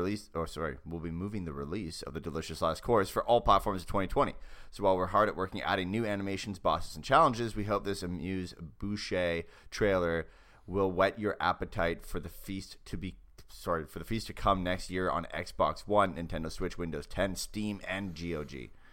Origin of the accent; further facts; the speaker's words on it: Canada; Even though I'm Canadian.